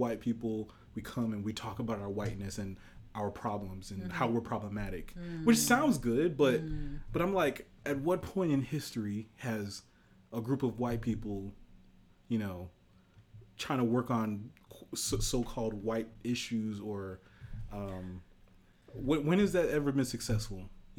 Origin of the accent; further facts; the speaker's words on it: Nigeria; being Nigerian